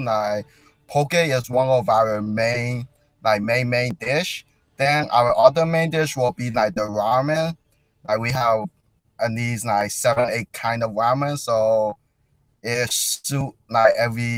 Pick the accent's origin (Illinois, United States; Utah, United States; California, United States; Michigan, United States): Illinois, United States; Chicago; I grew up in Chicago